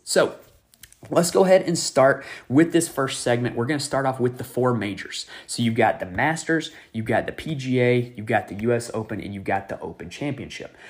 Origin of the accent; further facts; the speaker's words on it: North Carolina, United States; my home state of North Carolina